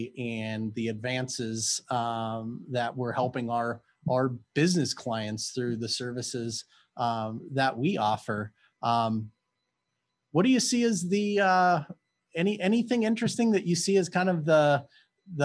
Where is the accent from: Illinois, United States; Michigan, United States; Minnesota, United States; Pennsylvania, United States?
Minnesota, United States; me growing up in Minnesota